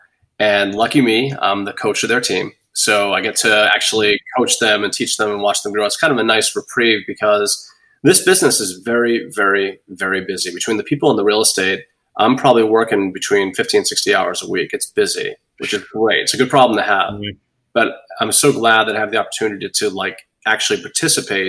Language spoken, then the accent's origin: English; Boston, Massachusetts, United States; now in Bonita Springs, United States; I'm from Boston